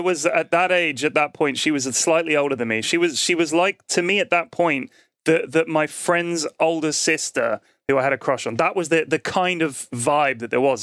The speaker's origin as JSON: {"language": "English", "region": "London", "country": "United Kingdom", "said": "we're both from London"}